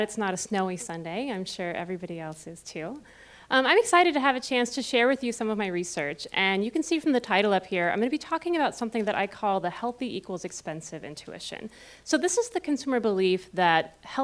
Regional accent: Cincinnati, Ohio, United States; moved away as an adult; also born or lived in Austin, Texas / South Carolina; now in Columbus, United States; I am originally from Cincinnati

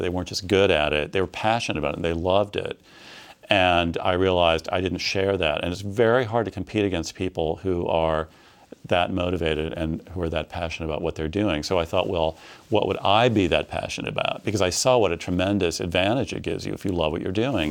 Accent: Midwest, United States; I grew up in the Midwest in a small city

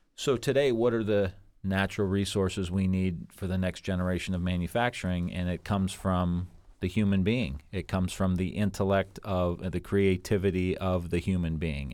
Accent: Niles, Ohio, United States; I grew up in Niles, which is a real small town, and I went to YSU, and then I went to Bowling Green, and I am a local guy

